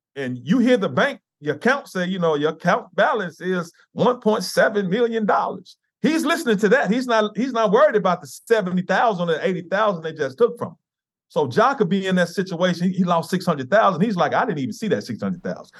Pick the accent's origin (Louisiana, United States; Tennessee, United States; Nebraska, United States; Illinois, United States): Tennessee, United States; Memphis; I grew up here in Memphis, in, in the inner, inner city.